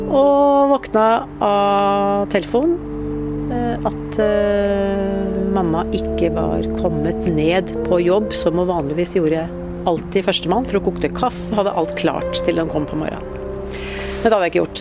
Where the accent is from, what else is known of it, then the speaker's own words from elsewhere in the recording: Ørje, Østfold, Norway; Vi flytta hit opp da jeg var ti år